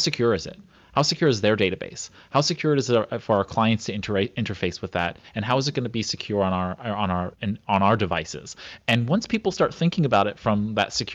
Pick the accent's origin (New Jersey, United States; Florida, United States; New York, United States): New York, United States; New York City; I grew up in Brooklyn